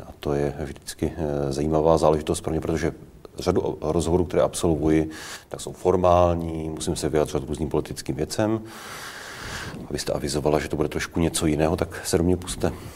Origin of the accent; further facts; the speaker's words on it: Prague, Czechia; Já jsem Pražák.